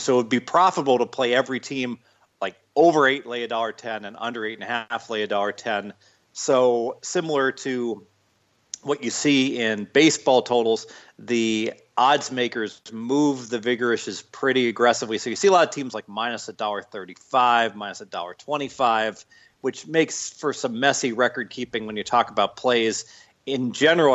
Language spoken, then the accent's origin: English; Dayton, Ohio, United States; I'm from Dayton, Ohio, so right down I 75